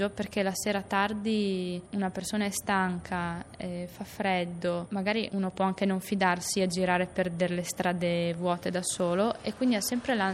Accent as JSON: {"language": "Italian", "town": "L'Aquila", "region": "Abruzzo", "country": "Italy", "said": "Io sono aquilana, me ne voglio andare e vedo gente che continua a venire all'Aquila."}